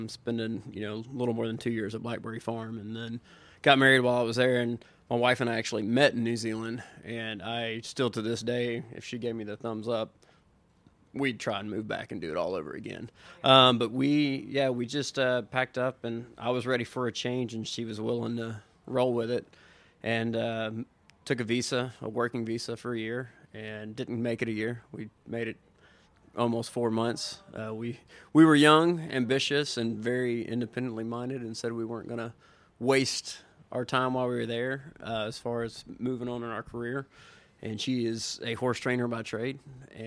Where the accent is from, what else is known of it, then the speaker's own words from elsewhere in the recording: Middle Tennessee, United States; born and raised in Middle Tennessee